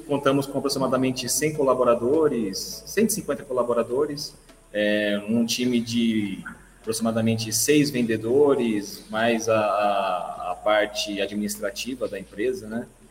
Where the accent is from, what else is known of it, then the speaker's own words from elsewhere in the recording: Guarulhos, São Paulo, Brazil; eu sou de Guarulhos